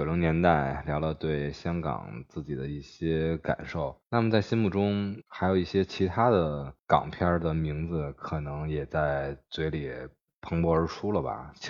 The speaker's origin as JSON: {"language": "Chinese", "region": "Beijing", "country": "China", "accent": "Beijing accent (京腔京韵)", "said": "听到我京腔京韵的时候"}